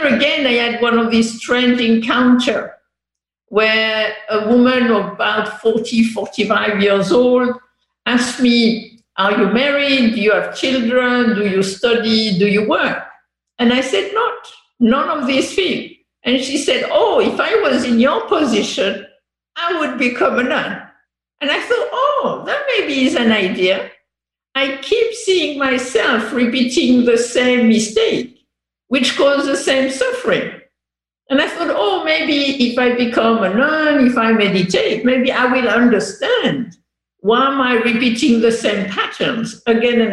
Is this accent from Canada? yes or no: no; France; English is a second language; moved away as an adult; also born or lived in England / Korea; I grew up in France until 18 years old